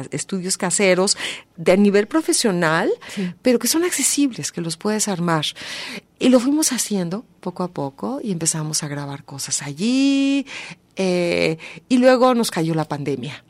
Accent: Mexico; Como mexicanos contemporáneos, que somos el resultado de esa mezcla

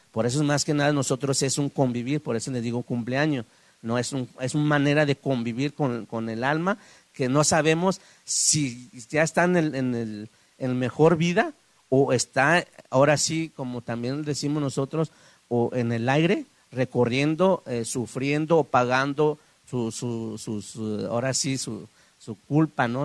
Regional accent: Guadalajara, Jalisco, Mexico; also born or lived in San Miguel Aguacate, Oaxaca; yo crecí aquí en la ciudad de Guadalajara, pero voy y vengo eh, en mi pueblo natal

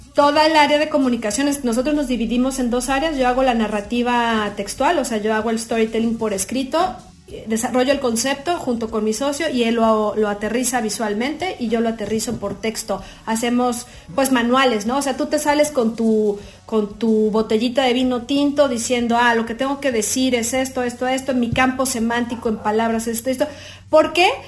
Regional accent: Puebla, Mexico; now in Guadalajara, Mexico; somos poblanos todos

